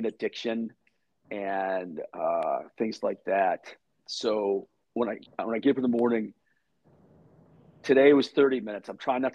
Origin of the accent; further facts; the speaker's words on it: Michigan, United States; now in Texas, United States; I was growing up in Michigan